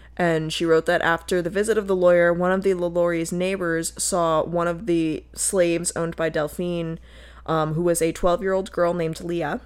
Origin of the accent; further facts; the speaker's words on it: Connecticut, United States; I said that with such a southern accent, because I was born and raised in Connecticut